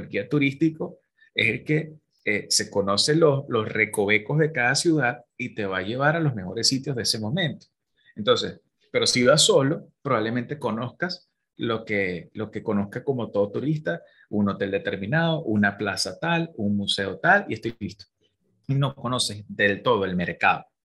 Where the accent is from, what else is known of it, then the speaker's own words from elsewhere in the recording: Venezuela; moved away; nosotros como venezolanos emigrantes, que hay tanta diáspora